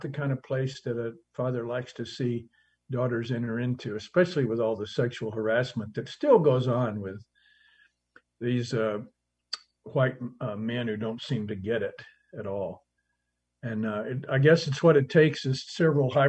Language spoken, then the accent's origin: English; Hobbs, New Mexico, United States; my hometown of about 30,000 people, Hobbs, New Mexico